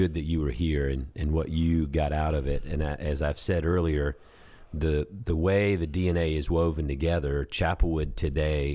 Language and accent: English; South Georgia, United States; now in Houston, United States; as a boy born and raised in Georgia, South Georgia